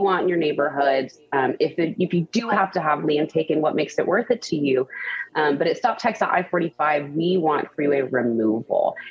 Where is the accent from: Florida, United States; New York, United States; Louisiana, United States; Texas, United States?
Texas, United States; The Woodlands; now in Houston, United States; I grew up in the Woodlands, which is a northwest suburb